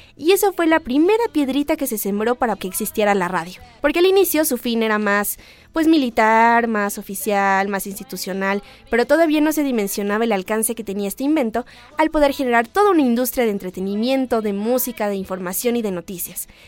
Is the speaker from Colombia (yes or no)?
no; Mexico; somos mexicanos